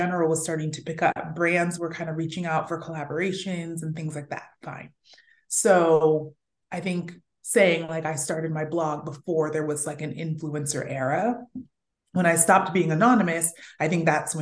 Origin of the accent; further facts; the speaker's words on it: Fresno, California, United States; moved away; also born or lived in New York City; I grew up in Fresno, California